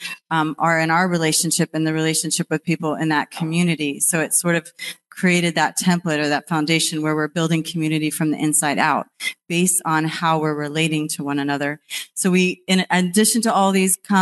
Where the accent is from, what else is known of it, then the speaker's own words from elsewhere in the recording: East Coast, United States; I'm actually from the East Coast